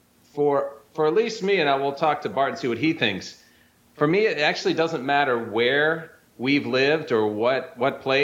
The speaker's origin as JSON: {"language": "English", "region": "Michigan", "country": "United States", "tie": "born or raised there", "also_born_or_lived": "Syracuse, New York / California / New York City / Brazil", "moved": "yes", "lives_now": "Florida, United States", "said": "I was born in upstate New York in a town called Syracuse that had a ton of snow. I grew up in Michigan"}